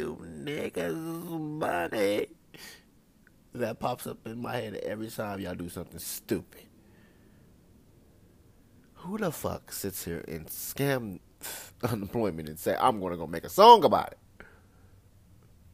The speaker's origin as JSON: {"language": "English", "region": "California", "country": "United States", "moved": "yes", "lives_now": "Las Vegas, United States", "said": "I live in Vegas. I'm from California"}